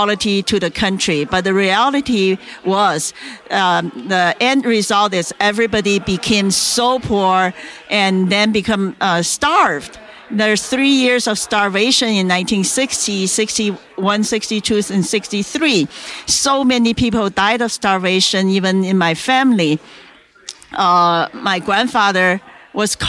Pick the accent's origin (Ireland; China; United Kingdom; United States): China; moved away; I was born in China in the 1950s